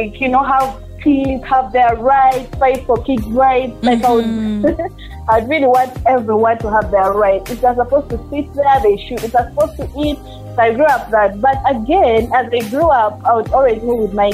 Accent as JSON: {"language": "English", "town": "Kampala", "region": "Central Region", "country": "Uganda", "tie": "born or raised there", "also_born_or_lived": "Rukungiri"}